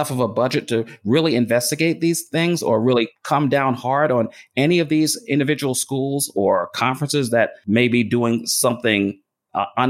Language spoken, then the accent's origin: English; New York City, New York, United States; the home I grew up in Brooklyn, New York